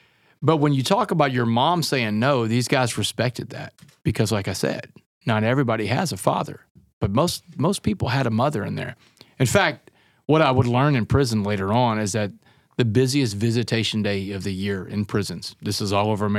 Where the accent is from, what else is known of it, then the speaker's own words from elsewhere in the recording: Texas, United States; Oh, absolutely. I mean, what little boy growing up in Texas doesn't either want to play for the Aggies or against the Aggies?